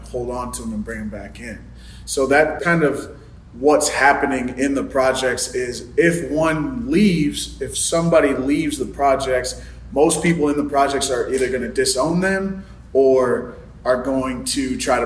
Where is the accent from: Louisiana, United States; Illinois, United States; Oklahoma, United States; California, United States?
Illinois, United States; Rockford; also born or lived in Winnebago, Illinois / Chicago, Illinois; I grew up in Rockford, Illinois, very high crime, like super impoverished area. And then moved to Winnebago